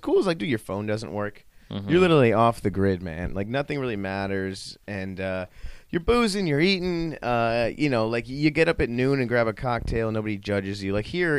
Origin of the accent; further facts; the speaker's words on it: Chicago, Illinois, United States; now in South Florida, United States; I grew up in Chicago. I spent, like, a lot of time in Chicago